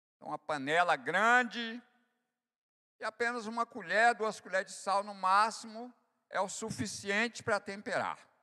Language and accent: Portuguese; Bahia, Brazil; eu sou nordestino da Bahia